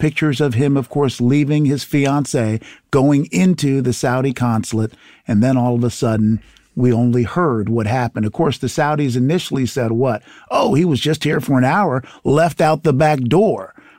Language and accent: English; Haiti; born there; So look, I come from the country of Haiti. I was born in Haiti.